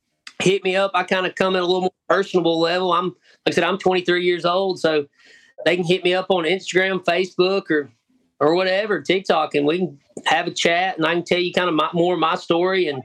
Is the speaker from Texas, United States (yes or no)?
no; small town Alabama, United States; born or raised there